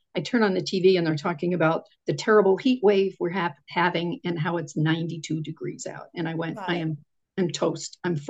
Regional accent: Connecticut, United States; moved away as an adult; I grew up in Connecticut

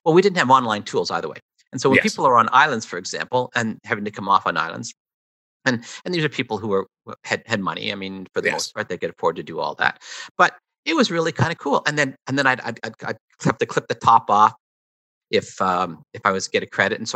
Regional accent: Toronto, Ontario, Canada; I grew up in the East End of Toronto.

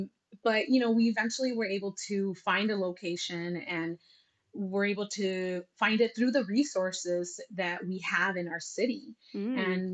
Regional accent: United States; Growing up in the United States and being a Latina, or just a first gen immigrant child, right?

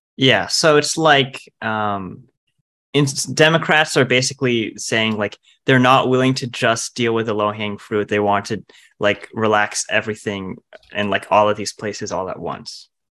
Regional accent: New Jersey, United States; I'm also from New Jersey

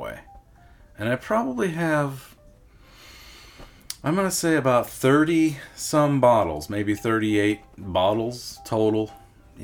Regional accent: Lower Michigan, United States; moved away as an adult; now in Milwaukee, United States; I grew up in Michigan, in Lower Michigan, and moved to Milwaukee about in 2003, and lived here ever since

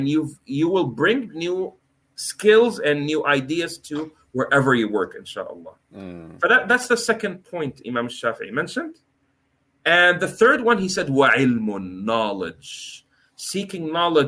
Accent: Canada; moved away as an adult; also born or lived in United States / Norway; I'm born in the US, I'm from Canada, my parents Egyptian and Turkish

